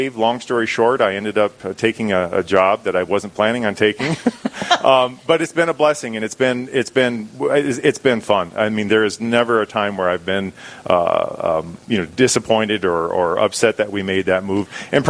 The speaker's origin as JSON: {"language": "English", "town": "Rapid City", "region": "South Dakota", "country": "United States", "tie": "born or raised there", "also_born_or_lived": "Lemmon, South Dakota", "said": "Well, I'm originally from Lemon, South Dakota. My family moved when I was 3 months old down to Rapid City. And so many siblings in the family, came from a large family. I'm the youngest of six."}